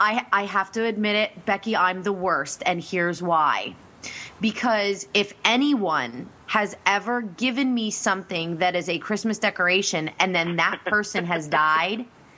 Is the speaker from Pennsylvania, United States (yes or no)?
yes; Reading, Pennsylvania, United States; In Reading, Pennsylvania. That's my hometown.